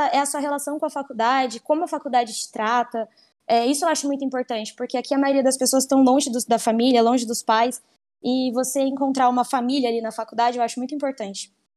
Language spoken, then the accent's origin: Portuguese; São Paulo, Brazil; moved away as an adult; now in Paraguay; eu sou de São Paulo, capital